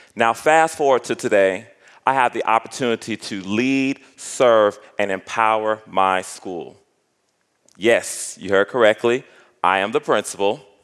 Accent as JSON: {"language": "English", "town": "Miami", "region": "Florida", "country": "United States", "tie": "born or raised there", "moved": "yes", "said": "Growing up in Miami, Florida, I had dreams, aspirations, and ideas"}